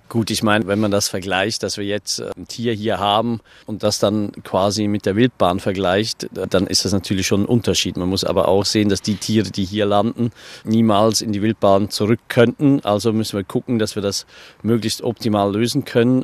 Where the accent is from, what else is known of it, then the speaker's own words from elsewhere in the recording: Switzerland; now in Hunsrück, Germany; Ich bin eigentlich ursprünglich Schweizer ne, und bin dann hier in Schönhund zurückgezogen.